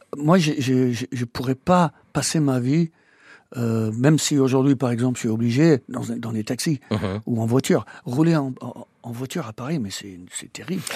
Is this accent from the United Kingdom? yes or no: yes; Welshpool, Wales, United Kingdom; moved away as an adult; also born or lived in Normandy, France; now in France; Je suis né à Welshpool au Pays de Galles.